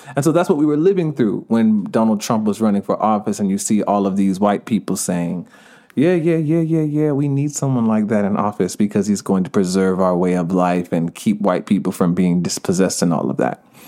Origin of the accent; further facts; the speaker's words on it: Stone Mountain, Georgia, United States; accent: Jamaican; also born or lived in Jamaica (parents); now in Los Angeles, United States; I grew up in Stonehenge, Georgia. Uh, my parents are from Jamaica.